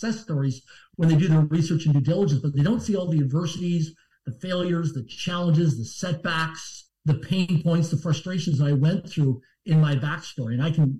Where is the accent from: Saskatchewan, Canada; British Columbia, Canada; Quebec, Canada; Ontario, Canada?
Saskatchewan, Canada; Swift Current; I'm from Swift Current, Saskatchewan, Canada, a small town of less than 20,000 people in population. I barely passed public school.